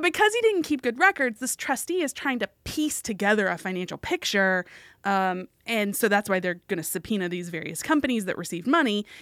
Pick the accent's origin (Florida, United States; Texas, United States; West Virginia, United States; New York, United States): West Virginia, United States; moved away as an adult; I'm from West Virginia, small state, lots yeah. of rural areas